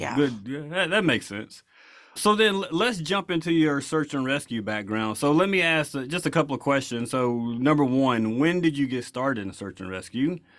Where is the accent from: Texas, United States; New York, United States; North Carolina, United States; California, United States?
Texas, United States; Dallas; I'm from Dallas, so you have to be a Cowboys fan.